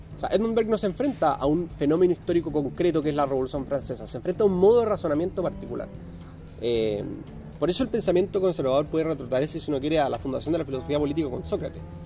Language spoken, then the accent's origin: Spanish; Chile; nosotros como sociedad chilena